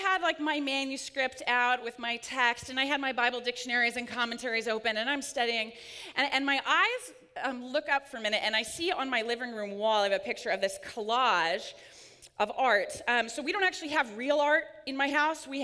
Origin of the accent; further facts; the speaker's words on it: Pella, Iowa, United States; moved away; my hometown, Pella, Iowa